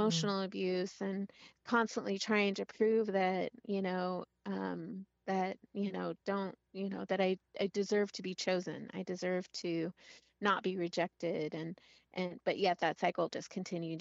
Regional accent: Monterey, California, United States; now in Washington, United States; I grew up in Monterey, California

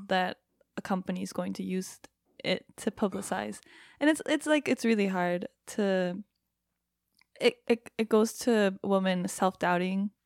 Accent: Japan; first language Japanese; English is a second language; moved away as an adult; now in United States; I grew up in Japan.

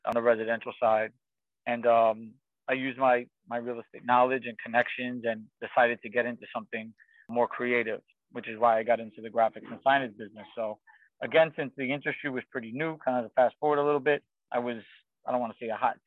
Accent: New York City, New York, United States; I grew up in Queens, New York

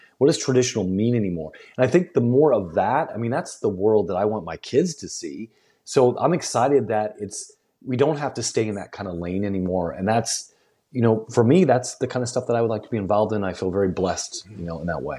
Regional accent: Southern United States, United States; also born or lived in New York; growing up in the South, you know, there was a delineation, culturally speaking

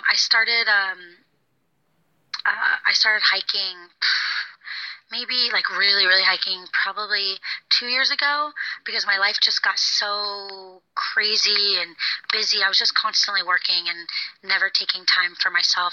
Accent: Florida, United States; moved away as an adult; I grew up in Florida, so I moved far away

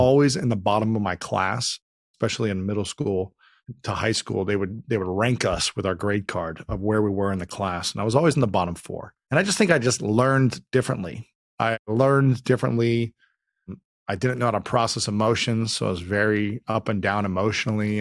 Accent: Delaware, Ohio, United States; moved away as an adult; now in Los Angeles, United States; I grew up in Delaware, Ohio, just about thirty, forty minutes north of Columbus

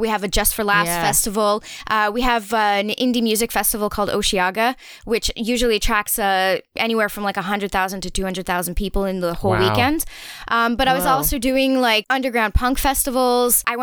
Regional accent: near Montreal, Quebec, Canada; now in Montreal, Canada; I kind of come from a bit of a small town. So even though I grew up near Montreal

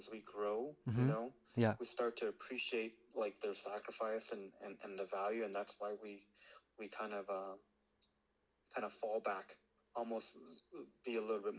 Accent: United States; I identify myself as an American, like born and raised and all

